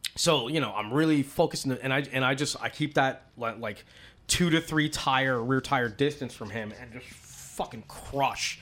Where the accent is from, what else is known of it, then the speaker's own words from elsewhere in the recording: East Coast, United States; I'm from the East Coast